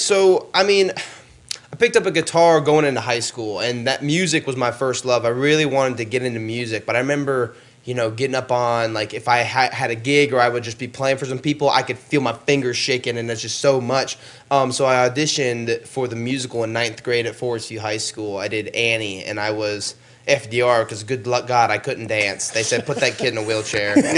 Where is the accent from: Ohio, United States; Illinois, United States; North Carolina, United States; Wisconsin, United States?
North Carolina, United States; Gastonia; also born or lived in New York; this was like in my hometown